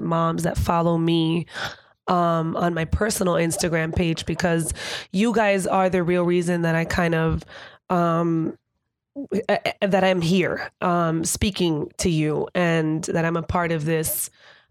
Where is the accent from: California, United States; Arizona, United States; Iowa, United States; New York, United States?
New York, United States; New York City; growing up here in New York City, being here and being Dominican